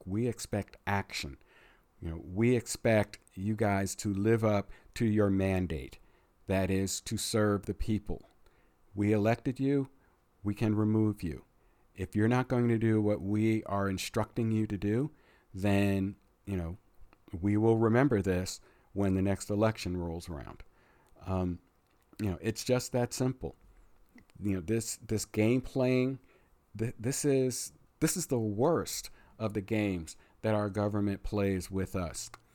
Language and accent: English; United States